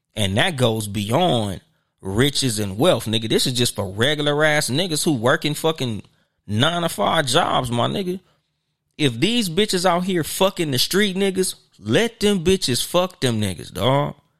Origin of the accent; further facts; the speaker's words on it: Southern California, United States; I'm from Southern California